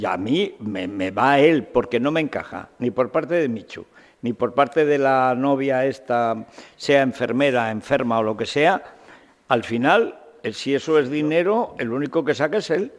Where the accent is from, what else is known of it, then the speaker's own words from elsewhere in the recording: Teruel, Aragon, Spain; La tradición en mi pueblo, en los pueblos de Teruel, que son muy taurinos